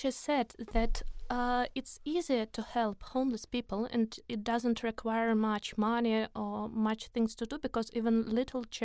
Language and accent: English; Moscow, Russia; English is a second language; so I am from Moscow.